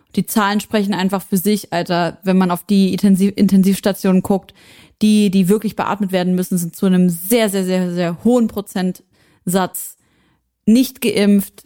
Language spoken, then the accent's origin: German; Syria; moved away; aus meiner Heimat Syrien